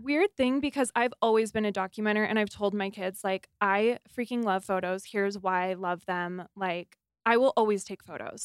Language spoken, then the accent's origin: English; Arizona, United States; now in Utah, United States; I grew up in Arizona